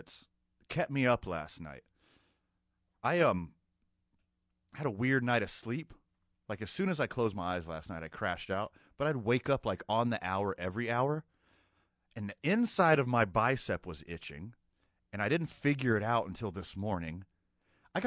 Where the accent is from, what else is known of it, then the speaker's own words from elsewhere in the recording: Texas City, Texas, United States; now in Albuquerque, United States; I grew up on the Gulf Coast of Texas